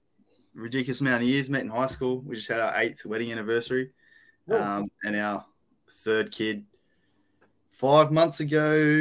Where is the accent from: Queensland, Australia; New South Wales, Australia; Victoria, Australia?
New South Wales, Australia; Sydney; From Sydney, Western Sydney particularly. Been here all my life and primarily a New South Wales state forest hunter.